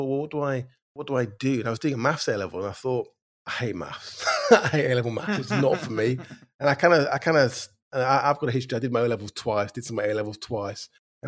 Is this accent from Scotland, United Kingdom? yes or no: no; Bacup, North West England, United Kingdom; also born or lived in Stoke-on-Trent; and then I moved up to Lancashire when I was kind of 9. My dad got a job in Manchester. And I grew up in a mill town in Lancashire, quite a small one, called Baker, Rosendale.